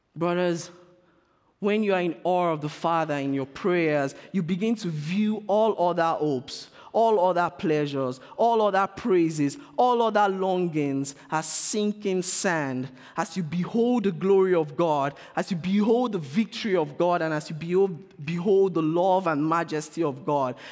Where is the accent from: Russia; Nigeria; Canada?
Nigeria; I'm being Nigerian right now.